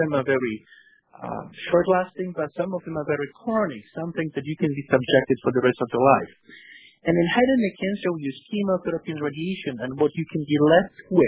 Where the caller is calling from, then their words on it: New York, United States; Actually, I'm calling from New York, so it's already afternoon.